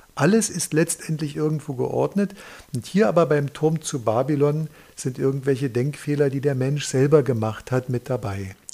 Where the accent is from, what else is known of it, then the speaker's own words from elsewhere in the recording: Dresden, Saxony, Germany; als Dresdner